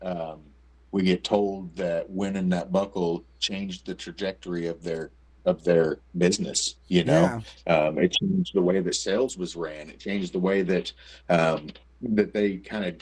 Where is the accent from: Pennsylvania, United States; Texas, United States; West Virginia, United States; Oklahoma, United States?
Oklahoma, United States; I was born in Oklahoma. I was raised in Oklahoma. I love Oklahoma. I don't plan on moving out of Oklahoma